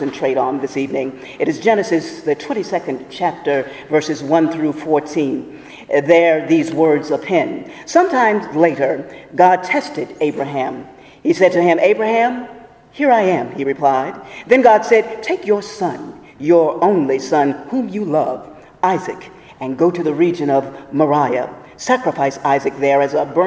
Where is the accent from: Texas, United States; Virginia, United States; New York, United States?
Virginia, United States; Portsmouth; my hometown of Portsmouth, Virginia